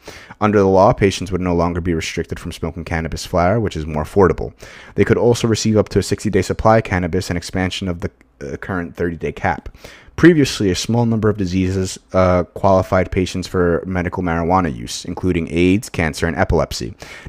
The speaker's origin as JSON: {"language": "English", "region": "New York", "country": "United States", "tie": "born or raised there", "said": "where I grew up in Long Island, it's like, you would think, like, this town got, like, lost, like, in the north when it really belongs in the south."}